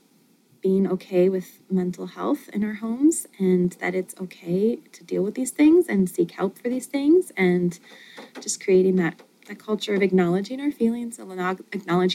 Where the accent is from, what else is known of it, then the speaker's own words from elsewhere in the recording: Montana, United States; moved away as an adult; now in Michigan, United States; I'm from Montana